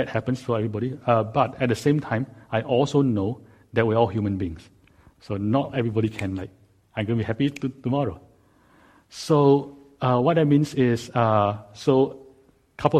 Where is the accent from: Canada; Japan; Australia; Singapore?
Singapore; now in Silicon Valley, United States; I was growing up in Singapore